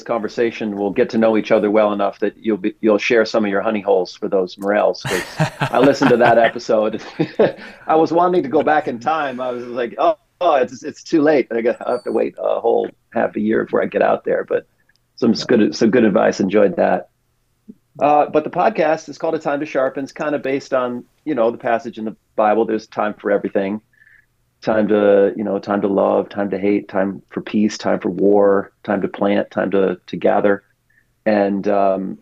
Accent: Pontiac, Michigan, United States; moved away as an adult; also born or lived in Arkansas / Lexington, Kentucky; now in West Plains, United States; I'm from Pontiac, Michigan, outside of Detroit.

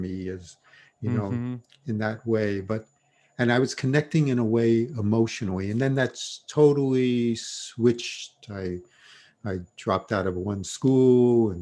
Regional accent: New York City, New York, United States; I grew up in Brooklyn and New York

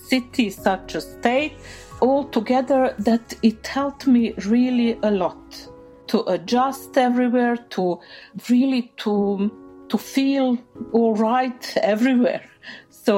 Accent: Sarajevo, Federation of Bosnia and Herzegovina, Bosnia & Herzegovina; English is a second language; moved away as an adult; now in Norway; I was born in Sarajevo. I grew up there. I went there to school and I've studied there

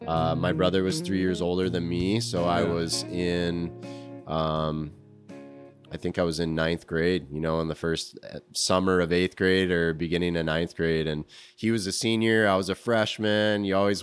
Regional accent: Alaska, United States; now in Grand Rapids, United States; My earlier years, I was born in Alaska and grew up.

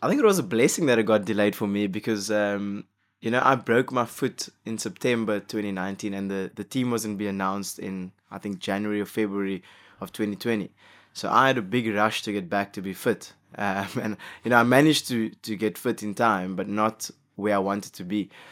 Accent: South Africa; as a South African

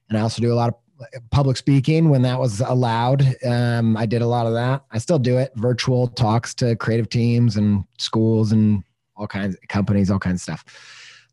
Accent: Midwest, United States; growing up in the Midwest

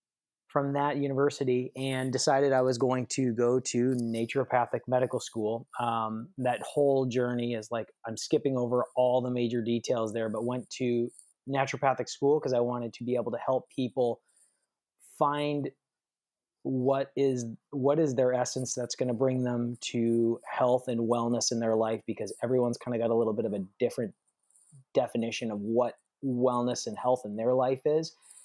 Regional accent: Minnesota, United States; also born or lived in Michigan / Arizona; I was born in Michigan. We moved to Minnesota. We moved to Arizona, and then I lived in Minnesota for a stint in like really formative years of my life, 5 years. We lived on my dad's family farm where he grew up. It was a dairy farm in Minnesota.

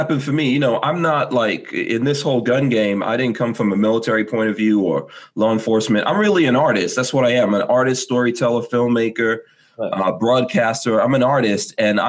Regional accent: Guyana; I'm from the Caribbean. I was born in Guyana.

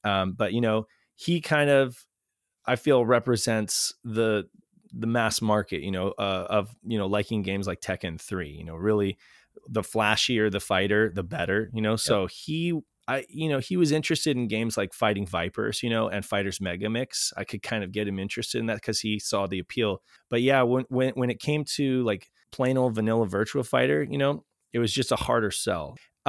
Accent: United States; Even as an American

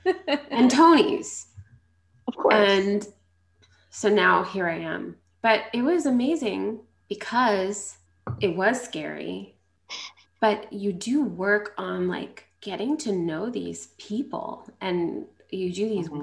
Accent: Long Island, New York, United States; I grew up in Long Island

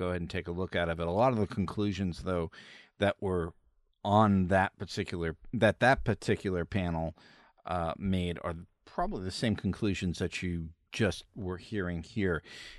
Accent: Missouri, United States; you know, yeah, I'm from Missouri.

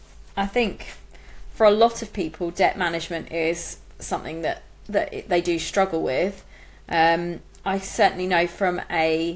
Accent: United Kingdom; as a British people as a whole, we're not very good at being kind of open about our finances

